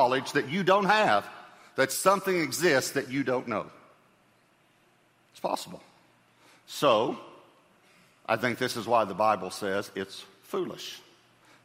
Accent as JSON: {"language": "English", "region": "East Texas", "country": "United States", "tie": "born or raised there", "said": "I grew up in East Texas"}